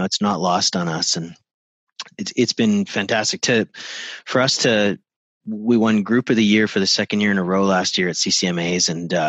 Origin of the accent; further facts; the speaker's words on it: Canada; It's an even bigger deal for me as a Canadian.